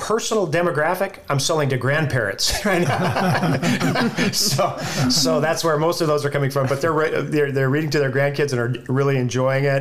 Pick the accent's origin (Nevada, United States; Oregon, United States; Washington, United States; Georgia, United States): Nevada, United States; Carson City; moved away; also born or lived in Central America; So growing up in Carson City, Nevada